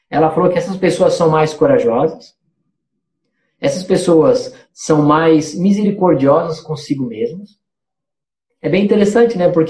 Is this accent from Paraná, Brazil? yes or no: no; Trombudo Central, Santa Catarina, Brazil; lá de Trombudo Central, será que, como é que eles vão achar que eu disser que eu sou de Trombudo e tal, é, Trombudo Central